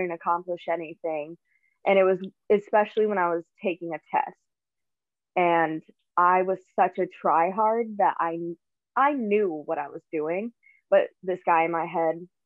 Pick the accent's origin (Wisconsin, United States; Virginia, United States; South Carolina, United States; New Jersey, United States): Wisconsin, United States; Owen; I grew up in Owen, Wisconsin, which is in central, like very central Wisconsin